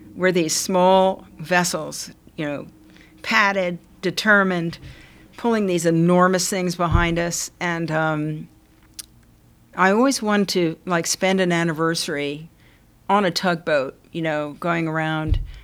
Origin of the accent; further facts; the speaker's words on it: New York City, New York, United States; a girl growing up in New York